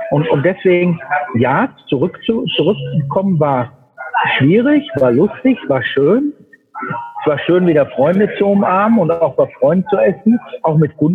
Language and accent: German; Münster, North Rhine-Westphalia, Germany; als ich letzte Woche in Münster in meiner Heimatstadt war oder in mhm. meinem Geburtsland, ich war ein Jahr, exakt ein Jahr nicht da.